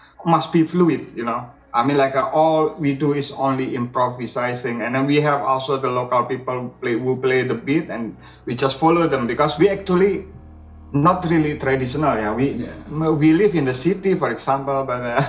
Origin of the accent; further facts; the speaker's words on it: Indonesia